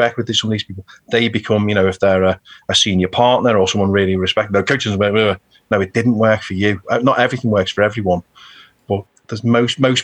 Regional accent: Birkenhead, North West England, United Kingdom; I'm from Birkenhead, you know, a working class lad.

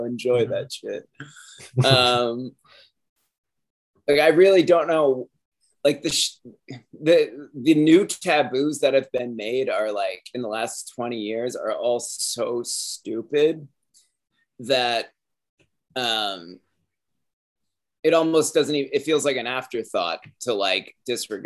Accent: Cape Cod, Massachusetts, United States; I grew up on Cape Cod

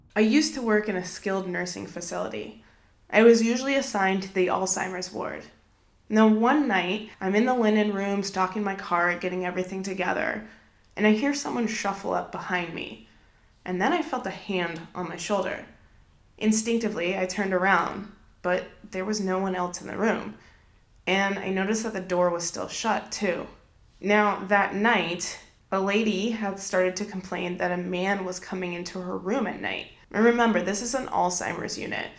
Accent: Southwest, United States; moved away; I grew up in the Southwest.

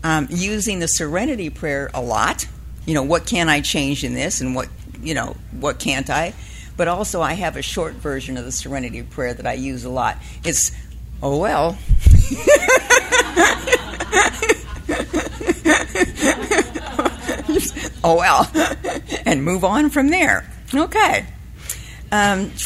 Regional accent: Southern California, United States; I was raised in Southern California

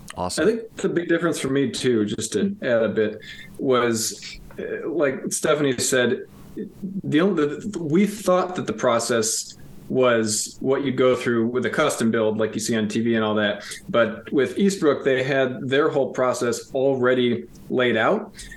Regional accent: around Ann Arbor, Southeast Michigan, United States; moved away as an adult; also born or lived in Grand Rapids area, Michigan; now in Rockford, United States; Both of us grew up in Southeast Michigan

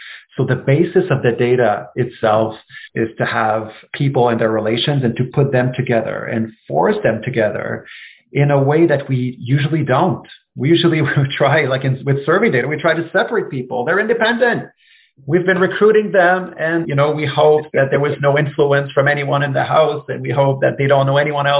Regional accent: Canada; As a Canadian

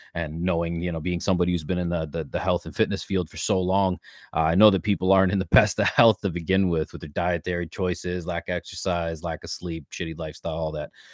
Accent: Ontario, Canada; born and raised in Canada, uh, Ontario specifically

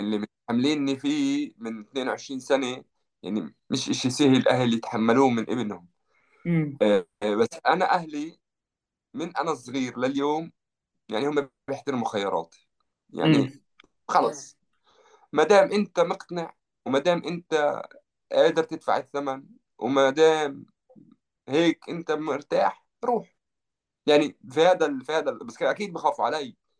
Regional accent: Jerusalem, Palestine; moved away as an adult; now in France; أنا ربيت في مدينة القدس

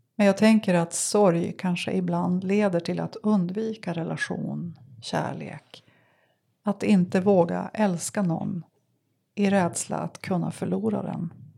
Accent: Sävar, Västerbotten County, Sweden; moved away; jag kommer från Sävar

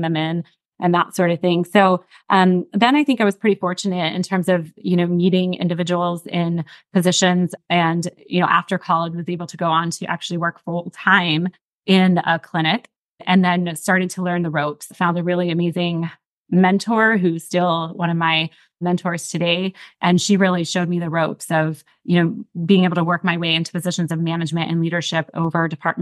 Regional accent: Johnstown, Pennsylvania, United States; also born or lived in Texas; now in Dallas, United States; I personally lived and was born and raised in Johnstown, Pennsylvania.

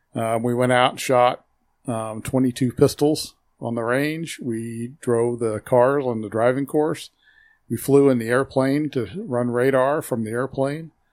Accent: Hutchinson, Kansas, United States; also born or lived in Lyons, Kansas; I was born here in Hutchinson, Kansas, and went to school for seven years through my seventh grade year here in Hutchinson. My mom and dad moved me to Lyons

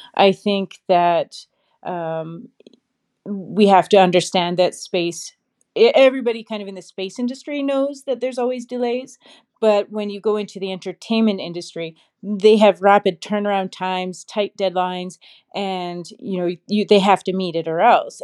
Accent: Saskatchewan, Canada; I grew up in Saskatchewan, Canada

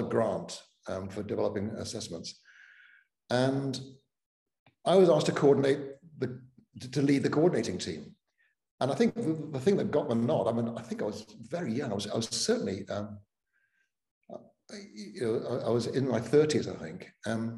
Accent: Cardiff, Wales, United Kingdom; first language Welsh; English is a second language; also born or lived in Altrincham, England; now in Starke, United States; I moved from Cardiff to Altrincham, just south of Manchester

